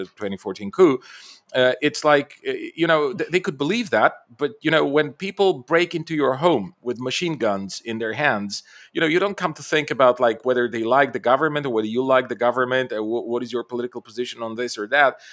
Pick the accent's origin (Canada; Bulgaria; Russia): Bulgaria; I'm Bulgarian by birth, so I come from the Balkans